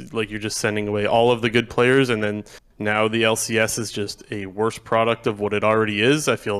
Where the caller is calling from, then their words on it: Ontario, Canada; Ontario, Canada.